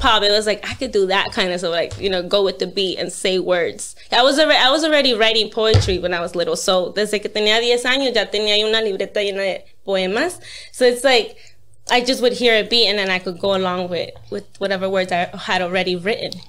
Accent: New York, United States; I'm from New York

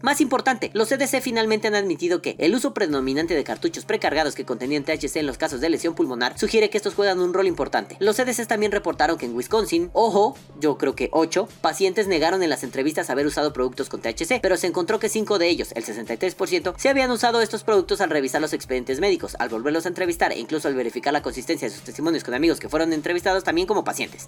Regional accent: Mexico; Los mexicanos

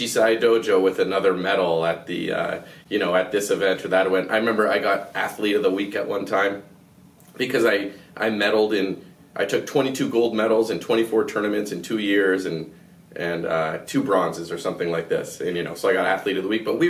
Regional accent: southwestern Ontario, Canada; my hometown's 2,700 people in southwestern Ontario, you know, 3-hour drive from Toronto

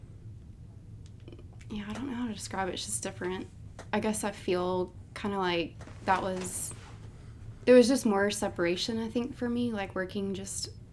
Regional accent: Montgomery, Alabama, United States; moved away as an adult; also born or lived in Auburn, Alabama; now in Birmingham, United States; I moved from Montgomery to Auburn

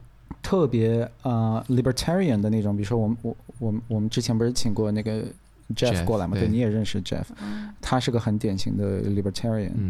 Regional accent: Australia; 我澳洲人就是这心态。

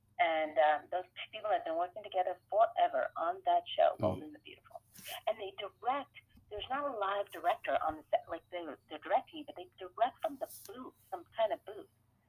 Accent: Sacramento, California, United States; And then I'd be like, oh, I'm sorry, I'm from Sacramento. I don't know what you're saying, right?

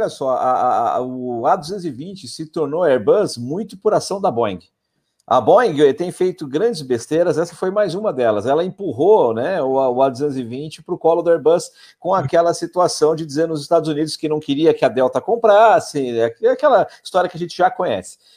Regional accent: Brazil; como brasileiros que somos

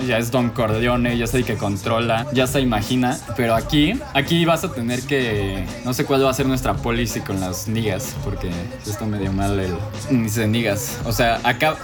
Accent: Mexico

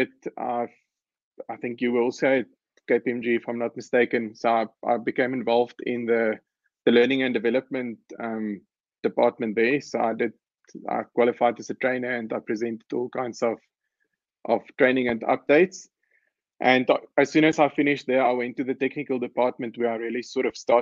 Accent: Pretoria, Gauteng, South Africa; So I grew up in Pretoria. I went to school in Pretoria

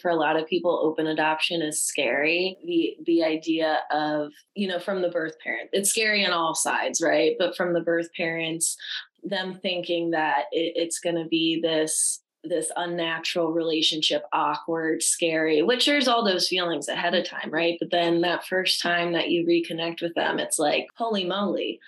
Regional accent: New Jersey, United States; I was born in New Jersey.

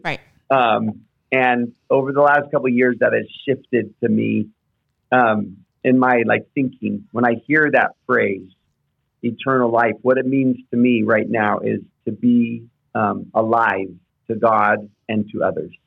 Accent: Houston, Texas, United States; I grew up in Houston

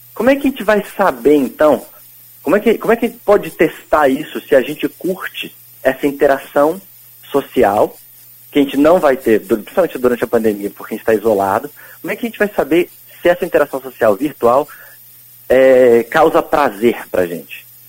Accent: Pouso Alegre, Minas Gerais, Brazil; eu também sou de Pouso tipo, Alegre

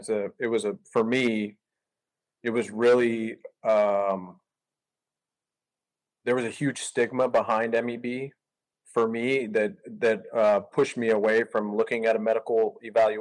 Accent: South Texas, United States; moved away as an adult; now in Northwest Arkansas, United States; I grew up in South Texas

